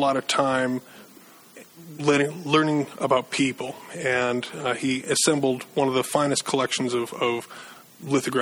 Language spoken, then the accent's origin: English; Maine, United States; moved away as an adult; also born or lived in Eugene, Oregon; I was born and raised in Maine